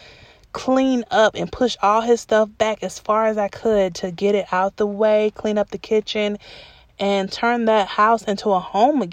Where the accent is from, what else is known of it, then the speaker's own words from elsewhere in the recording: Atlanta, Georgia, United States; the house I grew up in Atlanta